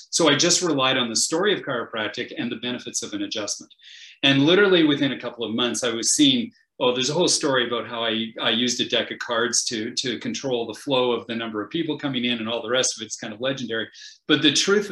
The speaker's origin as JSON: {"language": "English", "country": "Canada", "said": "I'm a Canadian."}